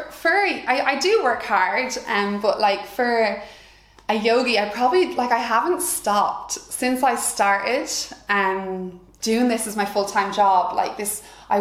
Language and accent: English; Wexford, Leinster, Ireland; we're all from Wexford, so I've always been around big family gatherings